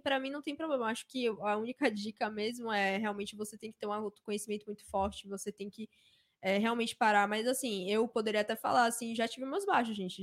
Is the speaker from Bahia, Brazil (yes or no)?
yes; Salvador, Bahia, Brazil; eu vim de Salvador